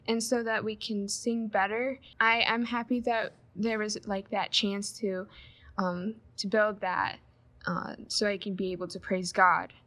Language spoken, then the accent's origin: English; Michigan, United States; I'm from Michigan, uh, Grand Rapids congregation I attend